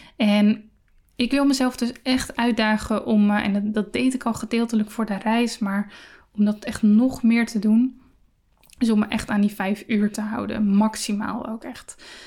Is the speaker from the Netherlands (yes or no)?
yes; Netherlands; we als Nederlanders